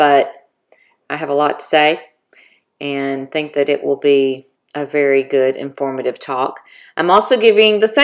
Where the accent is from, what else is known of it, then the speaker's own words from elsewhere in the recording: Florida, United States; moved away; I am from Florida originally